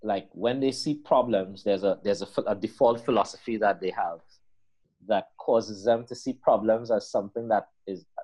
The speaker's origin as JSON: {"language": "English", "country": "Trinidad & Tobago", "said": "the identity of a Trinidadian is, and the way in which we see ourselves is very different from the way in which the Guyanese people see themselves."}